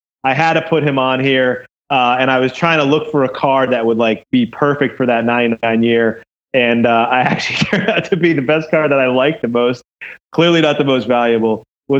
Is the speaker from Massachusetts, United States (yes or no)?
yes; Boston, Massachusetts, United States; I grew up in Boston